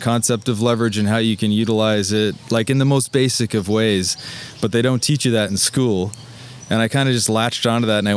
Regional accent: Fergus, Ontario, Canada; moved away as an adult; also born or lived in Ottawa; now in Toronto, Canada; I was born in Ottawa and kind of like when I was really young, jumped around to a few different Ontario towns and ended up in Fergus for my entire childhood

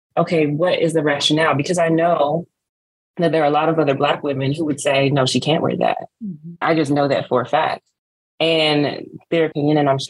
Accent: Smyrna, Georgia, United States; I'm Nigerian, born in Smyrna, Georgia

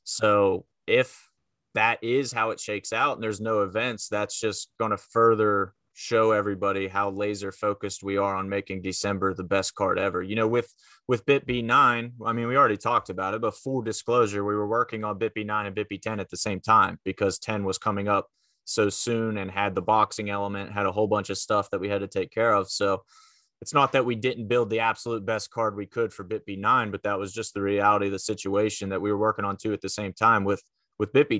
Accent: McConnellsburg, Pennsylvania, United States; I grew up in Fulton County, very small town, McConnellsburg, PA

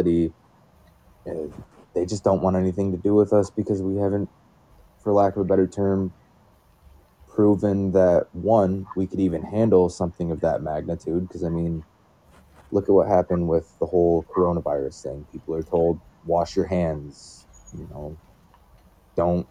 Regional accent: Michigan, United States; I live in Michigan. My whole life, we've had some pretty terrible winters

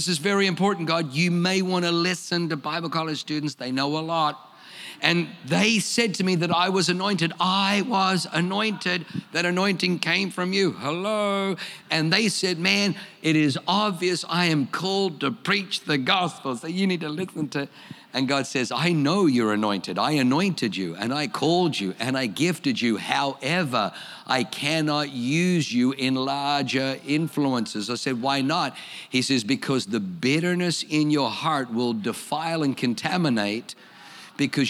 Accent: Australia; accent: Australian; also born or lived in Germany; I speak with an Australian accent

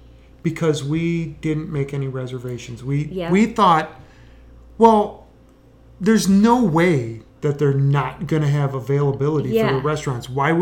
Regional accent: Wisconsin, United States; I grew up in Wisconsin.

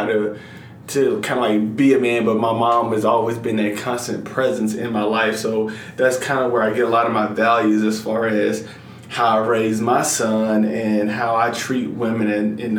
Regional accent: Atlanta, Georgia, United States; I grew up in Metro Atlanta

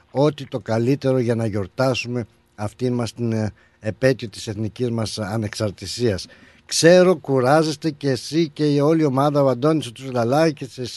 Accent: Greece; Όσο και εσείς θέλετε να πετύχει αυτή μας η εκδήλωση, τόσο άλλο και εμείς σαν Έλληνες.

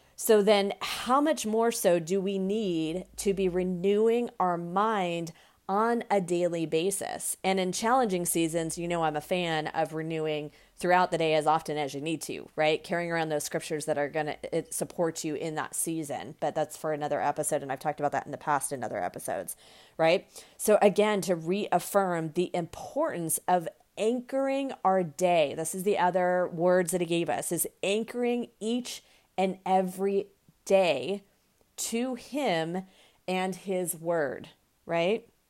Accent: United States; the United States. Um, of course, that's my, my home country

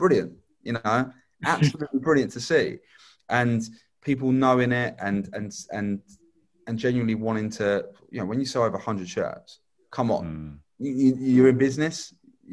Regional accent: Hastings, South East England, United Kingdom; And Hastings is my hometown. Regardless if I was born elsewhere, I've lived most of my life in Hastings.

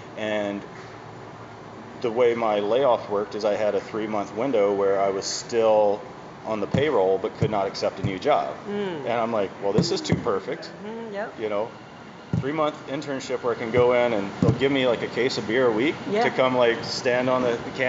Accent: Tennessee, United States; now in Connecticut, United States

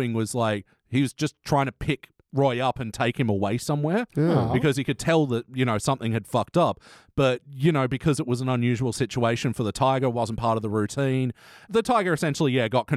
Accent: Ireland; I'm Irish.

